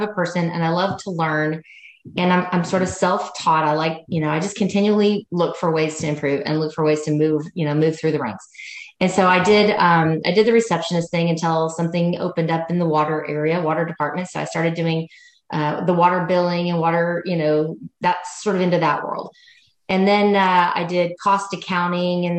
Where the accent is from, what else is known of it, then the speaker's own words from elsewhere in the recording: Tulsa, Oklahoma, United States; moved away as an adult; also born or lived in Sherman, Texas / Denison, Texas / Dallas, Texas; now in Hot Springs Village, United States; I'm a Jinx Trojan girl from Tulsa, Oklahoma.